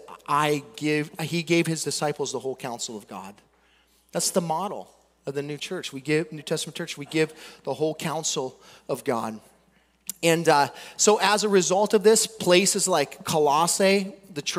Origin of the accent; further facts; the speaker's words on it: United States; We came from America, dude. We're Americans.